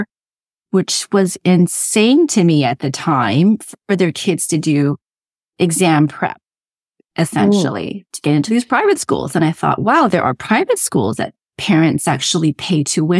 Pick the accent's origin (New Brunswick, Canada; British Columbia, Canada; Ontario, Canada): Ontario, Canada; Toronto; also born or lived in Durham Region, Ontario; I grew up in Toronto, where my parents still are, and I'm living in the Durham region of Ontario right now.